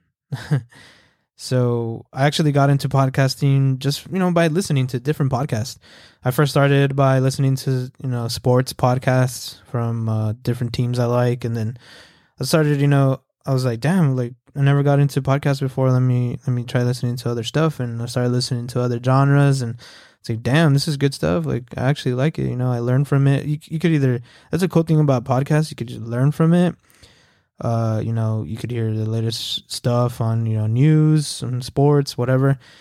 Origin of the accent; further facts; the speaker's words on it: El Paso, Texas, United States; moved away as an adult; now in Fort Worth, United States; I'm from El Paso, Texas. Uh, shout out E P T, born and raised